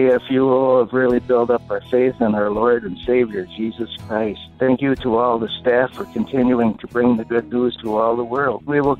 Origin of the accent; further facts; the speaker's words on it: Scottville, Michigan, United States; I'm from Scottville, Michigan.